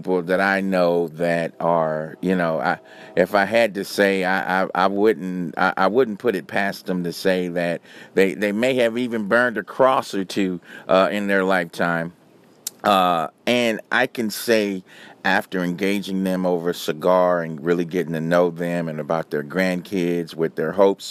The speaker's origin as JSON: {"language": "English", "town": "Los Angeles", "region": "California", "country": "United States", "also_born_or_lived": "New York / San Francisco / Chicago / Miami", "moved": "yes", "lives_now": "Atlanta, United States", "said": "I'm originally from Los Angeles, so I've lived in big cities"}